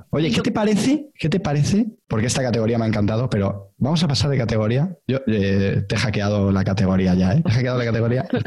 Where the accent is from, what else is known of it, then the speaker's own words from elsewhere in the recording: Galicia, Spain; es de mi tierra